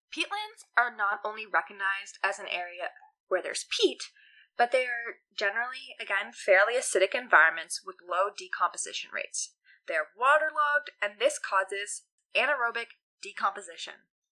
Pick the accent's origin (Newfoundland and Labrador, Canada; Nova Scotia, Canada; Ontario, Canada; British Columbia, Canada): Newfoundland and Labrador, Canada; we're both from Newfoundland